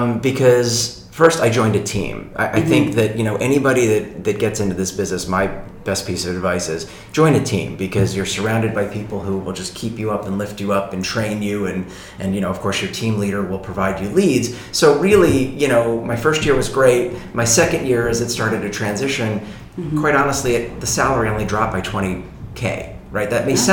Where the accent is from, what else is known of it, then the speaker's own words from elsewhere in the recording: Sicily, Italy; born there; I was born in Sicily.